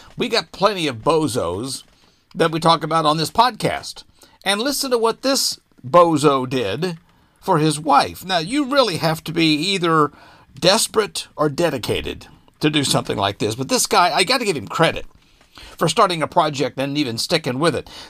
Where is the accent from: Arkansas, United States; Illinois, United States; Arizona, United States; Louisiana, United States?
Arkansas, United States; my home state of Arkansas